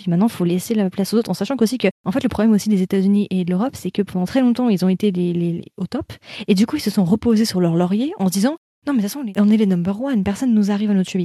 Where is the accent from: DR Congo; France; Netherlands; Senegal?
France; nous français, c'est l'accent.